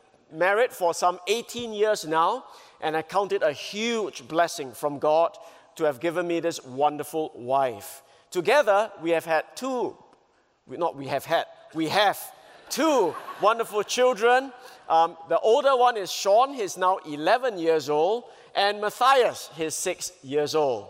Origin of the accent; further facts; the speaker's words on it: Singapore; I come from Singapore